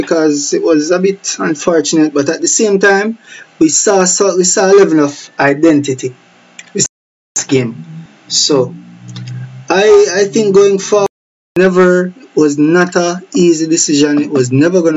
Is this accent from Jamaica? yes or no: yes; Jamaica; us as the Jamaican public